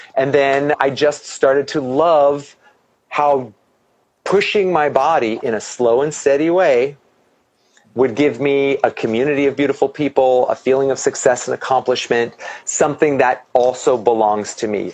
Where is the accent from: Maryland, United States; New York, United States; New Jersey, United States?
New Jersey, United States; moved away as an adult; now in Los Angeles, United States; I'm originally from New Jersey, so my whole family's in New Jersey